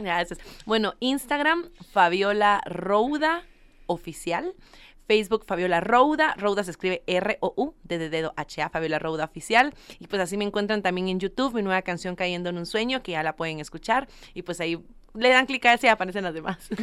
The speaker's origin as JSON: {"language": "Spanish", "country": "Guatemala", "said": "soy de Guatemala, cantante y compositora"}